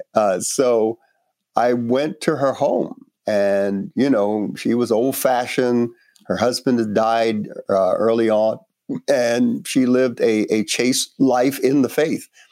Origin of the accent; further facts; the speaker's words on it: New York City, New York, United States; also born or lived in Panama; I grew up in Brooklyn, uh, Northeast, New York City